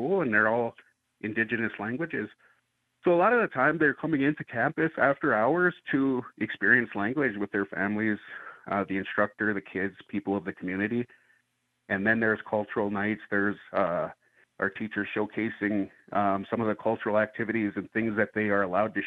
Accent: Northern Plains, United States; now in Albuquerque, United States; I come from the Northern Plains area

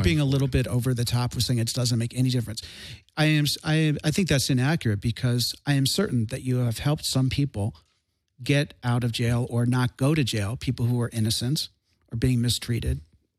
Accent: Chicago, Illinois, United States; moved away; I'm from Chicago.

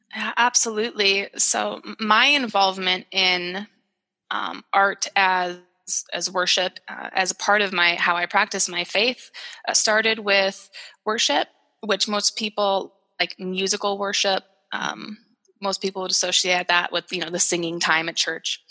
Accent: Sioux Falls, South Dakota, United States; my hometown in Sioux Falls, South Dakota

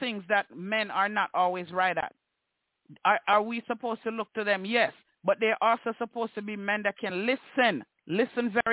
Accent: Jamaica; I am a Jamaican. So I refer to my culture and how I see the Jamaican men in my culture act.

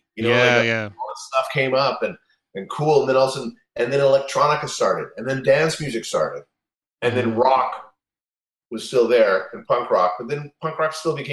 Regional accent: Canada; growing up in Canada

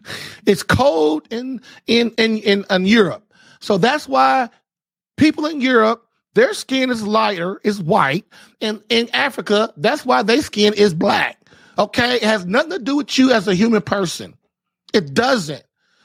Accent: Puerto Rico; You're from Mexico and I'm from Puerto Rico.

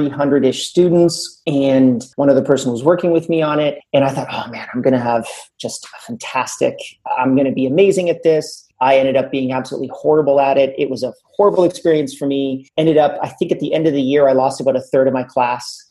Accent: Canada; I'm Canadian

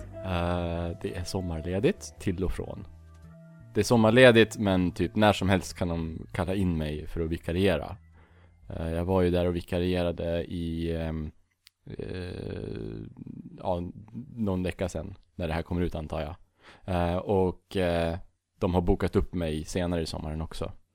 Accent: Bollnäs, Gävleborg County, Sweden; Från en jävla liten skithåla som heter Bollnäs

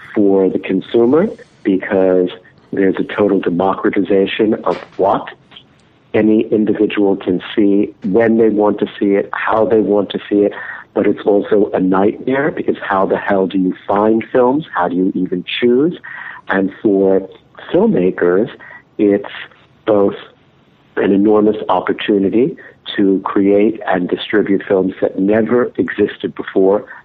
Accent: New York, United States; growing up in New York

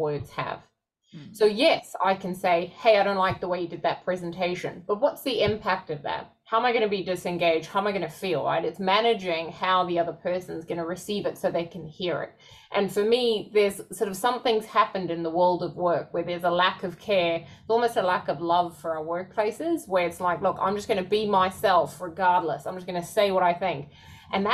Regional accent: South Africa; moved away; I grew up in South Africa.

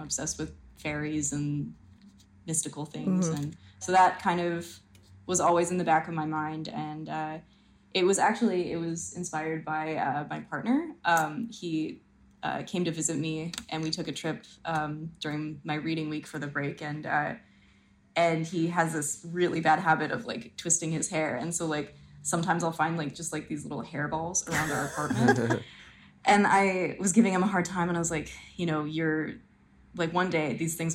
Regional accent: Edmonton, Alberta, Canada; moved away as an adult; also born or lived in Toronto; I was from Edmonton and then moved to Toronto

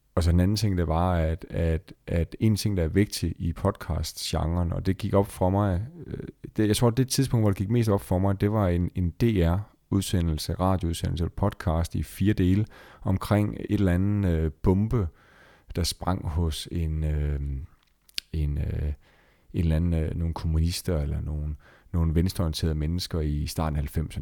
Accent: Esbjerg, Southern Denmark, Denmark; jeg sidder i Esbjerg, som i øvrigt er min fødeby

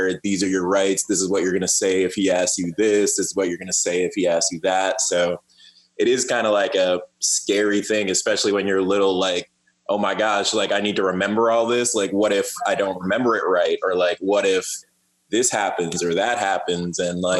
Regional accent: next to Paterson, New Jersey, United States; I'm from Jersey too, and we lived like right next to Patterson.

